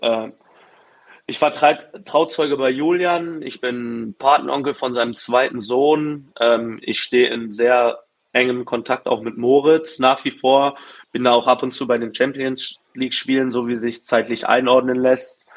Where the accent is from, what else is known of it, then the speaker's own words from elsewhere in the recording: Berlin, Germany; in Berlin, in meiner Heimat